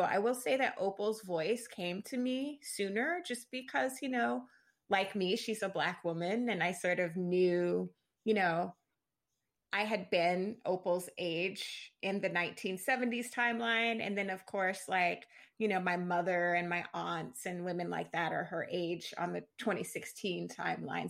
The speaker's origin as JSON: {"language": "English", "town": "Jacksonville", "region": "Florida", "country": "United States", "tie": "born or raised there", "moved": "as an adult", "lives_now": "Brooklyn, New York, United States", "said": "I'm from the Southern United States. I'm from Florida"}